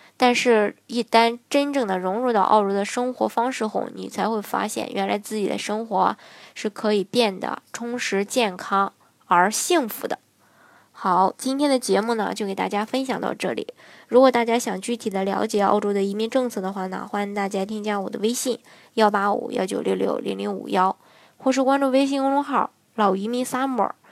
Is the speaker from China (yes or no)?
yes; China; 作为一个中国人